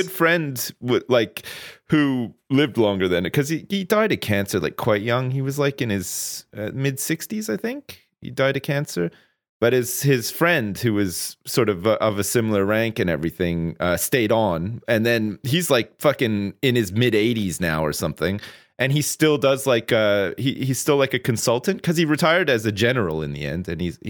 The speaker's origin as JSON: {"language": "English", "town": "Ottawa", "region": "Ontario", "country": "Canada", "tie": "born or raised there", "said": "I grew up there. I was born there. I was born on June the 5th, 1980 at Riverside Hospital, which is still there."}